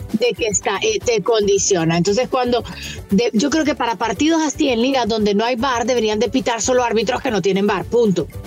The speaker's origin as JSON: {"language": "Spanish", "country": "Honduras", "said": "en mi caso como hondureña"}